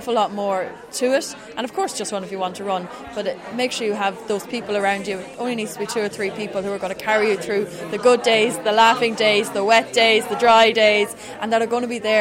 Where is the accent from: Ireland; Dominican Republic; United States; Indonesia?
Ireland; Drogheda, Leinster; I'm from Drogheda, County Meath